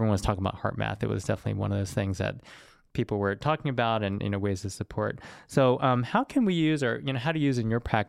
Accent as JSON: {"language": "English", "region": "the South", "country": "United States", "tie": "born or raised there", "said": "I grew up in the South"}